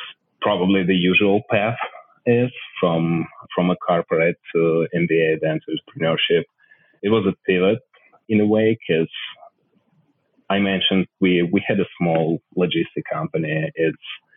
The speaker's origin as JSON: {"language": "English", "town": "Odesa", "region": "Odesa Oblast", "country": "Ukraine", "tie": "born or raised there", "moved": "as an adult", "said": "I'm originally from Odessa. It's Miami of Ukraine. It's a city on the south of the country on the coast of Black Sea. It's an incredible place to grow up, really"}